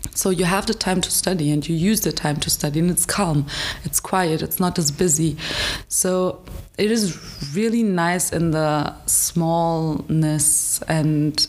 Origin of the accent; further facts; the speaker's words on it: Frankfurt, Hesse, Germany; English is a second language; moved away as an adult; now in Hradec Kralove, Czech Republic; I come from Frankfurt, so it was a little bigger city